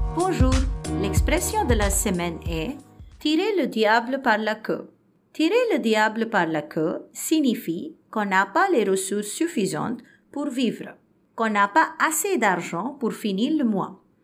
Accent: India; French is a second language; je suis indienne et étudiante de français

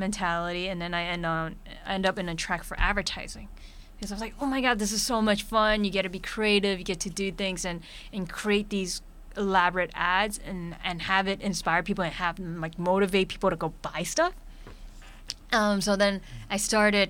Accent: New York City, New York, United States; I'm a kid from Brooklyn, New York

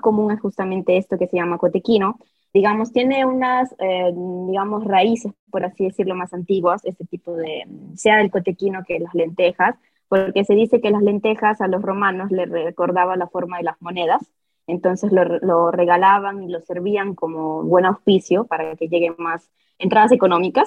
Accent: Milan, Lombardy, Italy; first language Italian; Spanish is a second language; yo personalmente que soy nacida eh, aquí en Milán, pero mis padres obviamente son peruanos

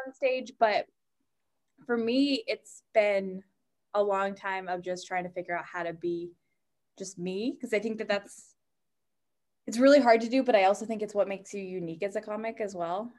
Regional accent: New Hampshire, United States; moved away as an adult; now in Boston, United States; I'm from New Hampshire, but I have been in Boston since I was eighteen when I went to college there.

